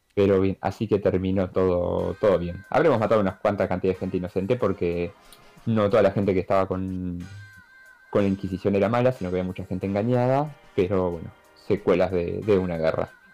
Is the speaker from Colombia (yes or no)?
no; Argentina; nosotros como argentinos